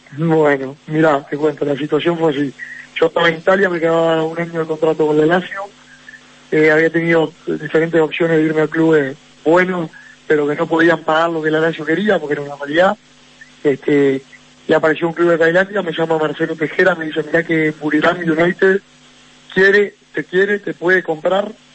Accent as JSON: {"language": "Spanish", "country": "Uruguay", "said": "Uruguay es un país chico"}